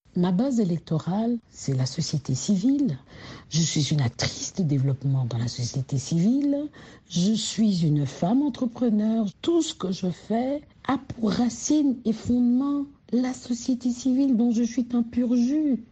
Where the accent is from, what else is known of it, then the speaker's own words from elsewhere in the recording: DR Congo; quand on est congolais